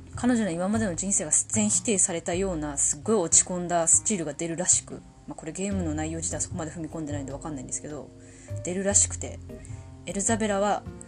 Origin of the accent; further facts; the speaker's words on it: Tohoku, Japan; accent: Tohoku accent (namari); 生まれも育ちも東北人です